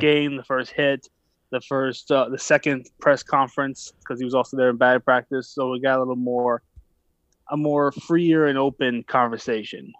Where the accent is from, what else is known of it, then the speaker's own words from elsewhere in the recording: Philadelphia, Pennsylvania, United States; I grew up in Philadelphia